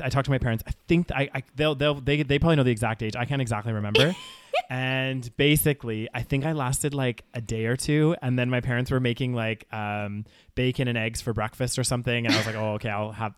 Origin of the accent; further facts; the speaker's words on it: Calgary, Alberta, Canada; moved away as an adult; now in United Kingdom; growing up in Calgary